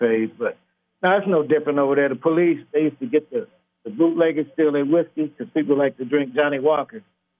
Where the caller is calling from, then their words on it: Cali, Valle del Cauca, Colombia; I'm calling from Cali, Colombia. I live in Colombia now.